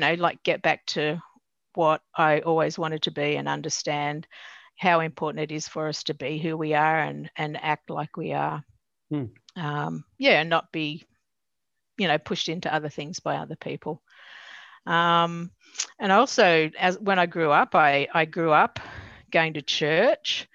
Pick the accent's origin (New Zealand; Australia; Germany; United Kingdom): Australia; Newcastle, New South Wales; I grew up in Newcastle.